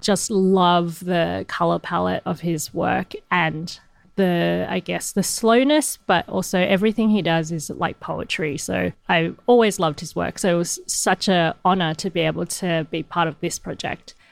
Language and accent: English; Hong Kong; moved away; I'm from Hong Kong. That's my birthplace